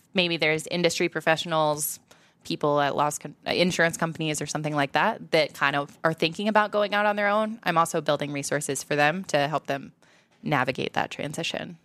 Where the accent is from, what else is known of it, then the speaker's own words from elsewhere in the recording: Iowa, United States; as a Midwesterner, as, like, an Iowan